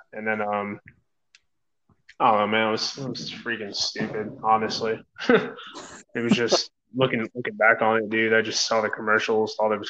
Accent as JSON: {"language": "English", "town": "New York City", "region": "New York", "country": "United States", "moved": "yes", "lives_now": "Missouri, United States", "said": "I'm from New York."}